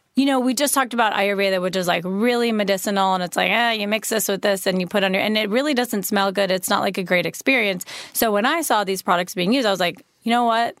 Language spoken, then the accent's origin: English; a suburb of Chicago, Illinois, United States; also born or lived in Wisconsin; I was born in Wisconsin, and then I grew up in, um, a suburb of Chicago